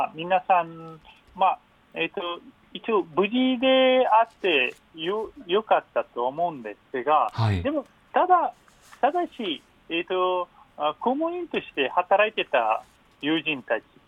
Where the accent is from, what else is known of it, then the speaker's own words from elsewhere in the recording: Afghanistan; Japanese is a second language; moved away as an adult; also born or lived in Matsudo, Chiba, Japan; now in Japan; 私、アフガニスタン出身の